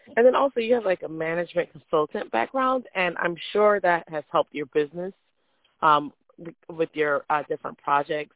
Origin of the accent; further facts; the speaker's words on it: Jamaica; moved away; also born or lived in Florida, United States; I, I'm from Jamaica